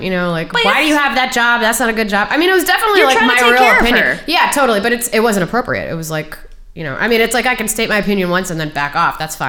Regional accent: Takoma Park, Maryland, United States; Tacoma Park, Maryland.

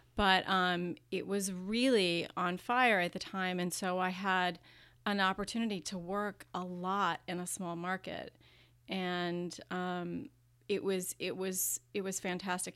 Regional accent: Virginia, United States; now in California, United States; I grew up in Virginia

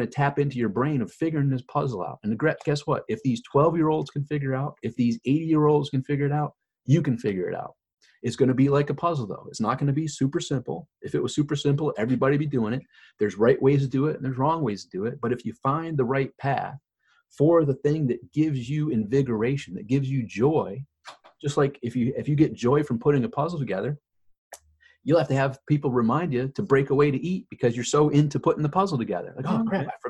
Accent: Rochester, New York, United States; now in Florida, United States; I'm from Rochester, New York, and I live in Florida

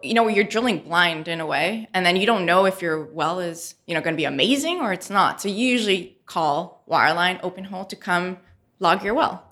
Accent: Montreal, Quebec, Canada; moved away as an adult; also born or lived in San Andres, Colombia; now in Houston, United States; we moved to Montreal

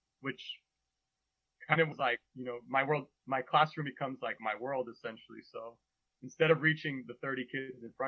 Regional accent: Bay Area, California, United States; moved away as an adult; also born or lived in Massachusetts; So I grew up in the Bay Area. My parents were both Mexican immigrants. So I'm first generation.

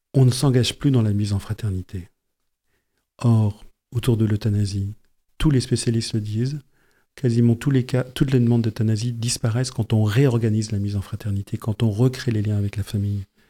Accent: Yvelines, Île-de-France, France; moved away as an adult; also born or lived in Amiens; now in Pas-de-Calais, France; je viens des Yvelines

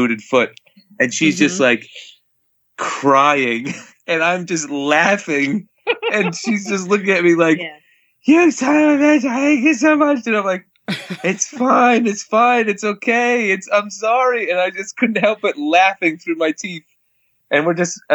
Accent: near Harriman State Park, East Coast, New York, United States; I've grew up on the East Coast. I grew up right near Harriman State Park

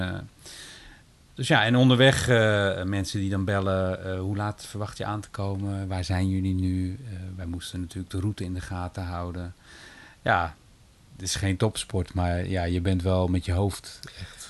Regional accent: Rotterdam, South Holland, Netherlands; Ik ben een geboren en getogen Rotterdammer.

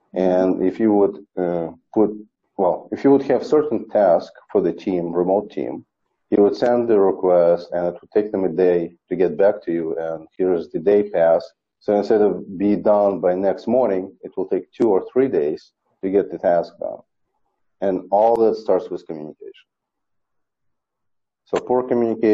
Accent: Ukraine; moved away as an adult; now in United States; I am from Ukraine

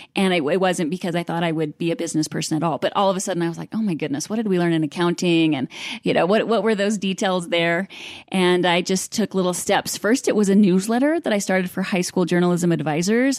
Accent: Idaho Falls, Idaho, United States; I grew up in Idaho Falls

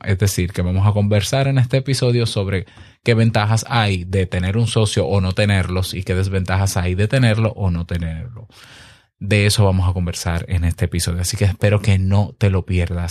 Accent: Dominican Republic; mi país, República Dominicana

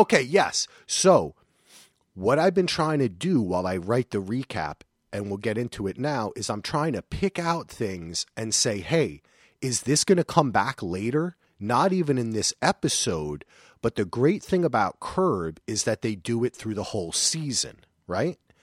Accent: New Jersey, United States; moved away; also born or lived in North Carolina; I'm a Jersey boy

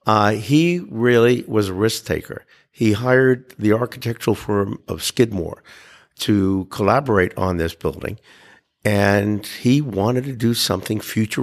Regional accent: New York City, New York, United States; And I was born in Brooklyn, and I am as well, and I'm proud of it.

